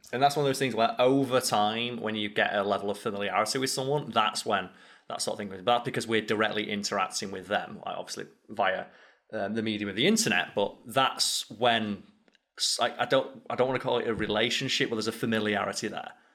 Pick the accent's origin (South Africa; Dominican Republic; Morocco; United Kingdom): United Kingdom; the north of England; accent: strong northern; I've got a strong northern accent and I'm from a working class town